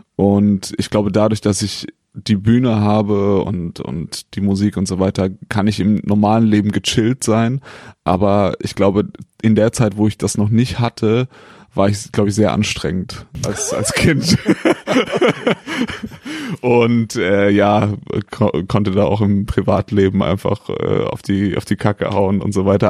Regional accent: a small village near Heidelberg, Baden-Württemberg, Germany; also born or lived in Siegen; Ich bin in einem kleinen Dorf äh, in der Nähe von Heidelberg aufgewachsen und äh, da komme ich her

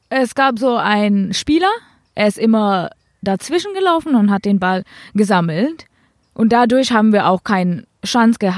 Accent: India; now in Germany; Ich darf nochmal, falls ich jetzt in Indien spielen will und gut genug bin, ähm, darf ich zurückwechseln.

